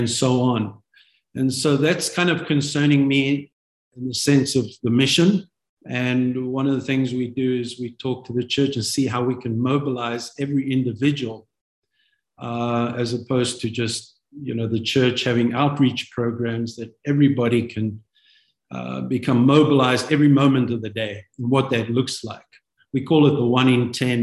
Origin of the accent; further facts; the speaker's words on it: South Africa; moved away as an adult; also born or lived in London, United Kingdom; now in United States; I'm born a South African. God took us from South Africa in 1994 permanently.